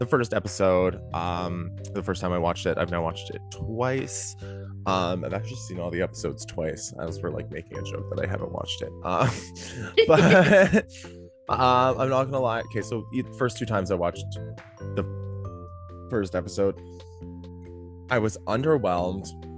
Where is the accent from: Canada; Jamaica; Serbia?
Canada; Toronto, Ontario; I'm from Toronto